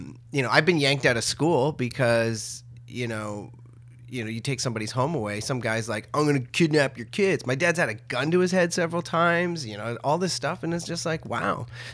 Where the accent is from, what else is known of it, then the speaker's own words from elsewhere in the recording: Ottawa, Ontario, Canada; born there; also born or lived in Tweed / Peterborough / Trenton / Sudbury; I was born in Ottawa, and then we moved to Tweed, then we moved to Peterborough, then we moved to Trenton, and then my two brothers showed up, and then from there we went to Sudbury, to Sault Ste. Marie after that, then back to Ottawa.